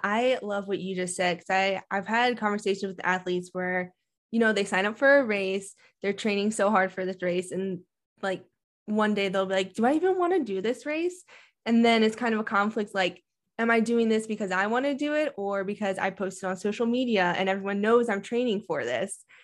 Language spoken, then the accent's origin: English; Maryland, United States; now in Colorado, United States; I'm from Maryland too, so I grew up in the humidity and training out there